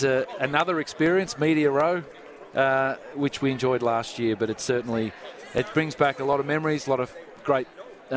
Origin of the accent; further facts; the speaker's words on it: Australia; moved away as an adult; being Australian